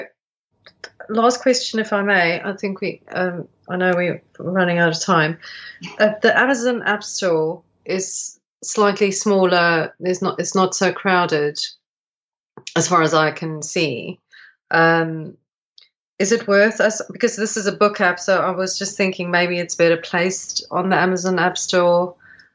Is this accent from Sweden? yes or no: no; South Africa; now in United Kingdom; I'm South African. That's why my accent's trying you